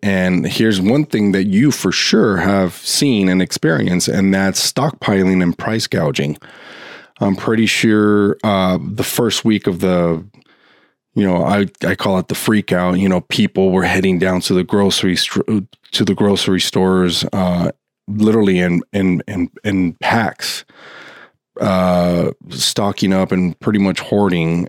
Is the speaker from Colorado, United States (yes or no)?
no; Los Angeles, California, United States; my home state and also in my hometown of Los Angeles